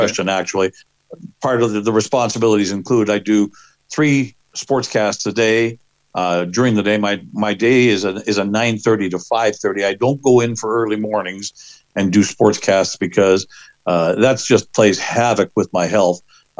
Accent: Winnipeg, Manitoba, Canada; moved away as an adult; now in Saskatoon, Canada; 28 years now, out of the 29 that I've been with in Saskatoon ever since I moved from my hometown of Winnipeg to here back in 1994.

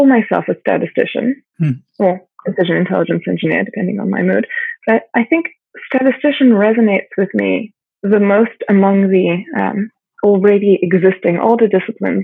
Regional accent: South Africa; I grew up in South Africa

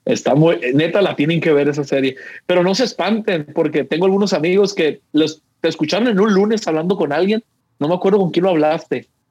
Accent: Mexico; somos los mexicanos

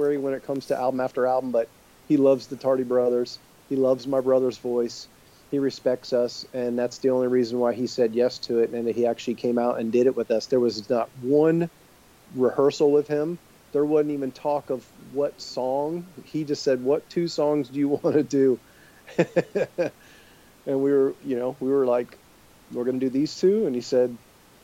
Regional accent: Tampa, Florida, United States; it being right here in Tampa and us being literally teenagers riding bicycles

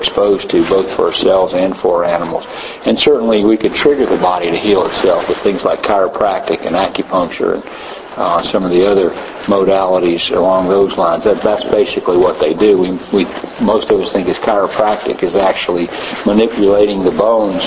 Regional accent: Tennessee, United States; I'm a veterinarian from Tennessee, long way from here

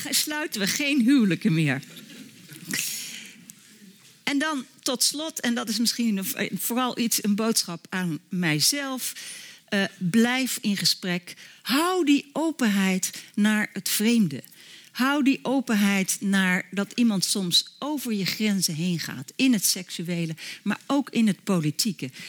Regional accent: Netherlands; Zodat ik meer op zoek ben naar de verbintenis dan mij onmiddellijk terug te trekken in mijn, hoera, ik ben een Nederlander, hartstikke vrij, identiteit.

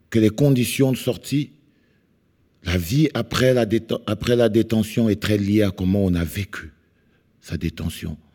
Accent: Cameroon; je viens du Cameroun

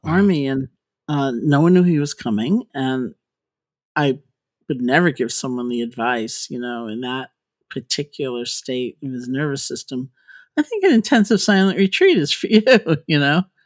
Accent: New York, United States; I grew up in New York.

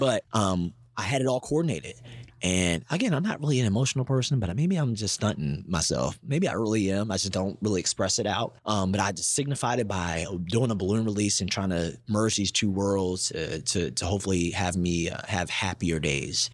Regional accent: Baltimore, Maryland, United States; moved away; I'm from Baltimore

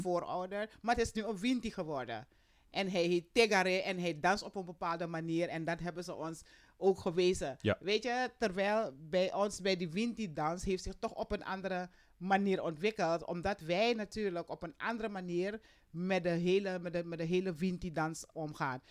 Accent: Suriname

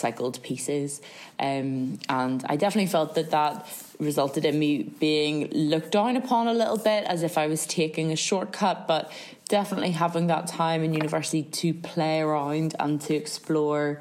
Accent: County Down, Northern Ireland, United Kingdom; I am from County Down, South Down, that general region of Northern Ireland

